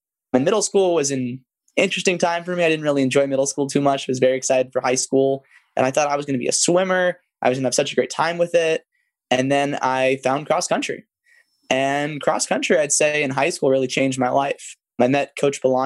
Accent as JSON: {"language": "English", "town": "Hawthorne", "region": "California", "country": "United States", "tie": "born or raised there", "said": "I grew up in Hawthorne, California, kind of right next to Manhattan Beach"}